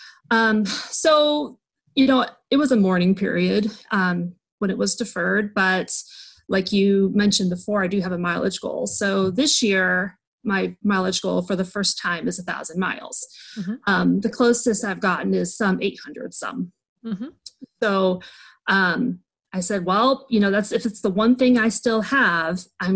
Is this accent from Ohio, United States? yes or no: yes; Northwest Ohio, United States; now in Cincinnati, United States; I currently live in the Cincinnati area. I am from Northwest Ohio